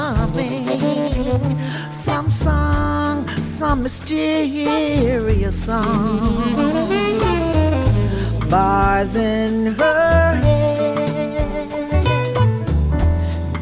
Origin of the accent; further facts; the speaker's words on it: Peoria, Illinois, United States; growing up in Peoria